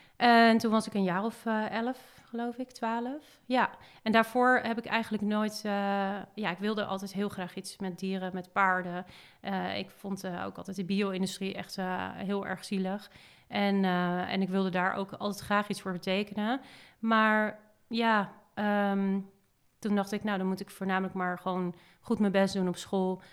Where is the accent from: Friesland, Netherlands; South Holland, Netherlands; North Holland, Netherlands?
South Holland, Netherlands; Hillegom; also born or lived in Amsterdam; daar ben ik opgegroeid in Hillegom